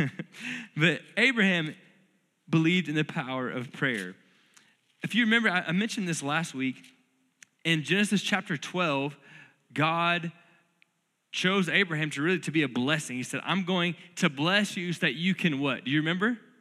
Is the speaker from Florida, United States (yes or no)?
yes; North Florida, United States; now in Lubbock, United States; I grew up in North Florida where it's crazy humid all the time